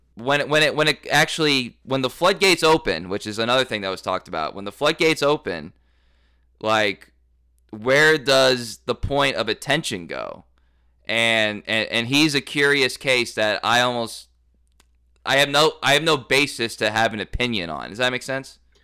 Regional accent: Dallas, Texas, United States; moved away; also born or lived in Tulsa, Oklahoma; I'm also from Dallas

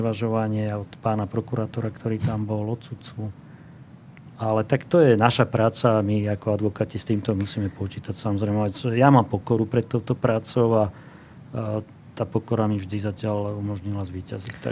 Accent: Slovakia; my sme Slováci

